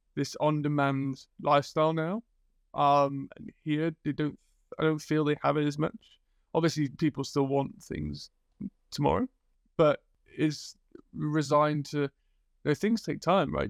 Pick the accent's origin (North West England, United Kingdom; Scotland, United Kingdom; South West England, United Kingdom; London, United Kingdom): North West England, United Kingdom; Liverpool; I grew up in Liverpool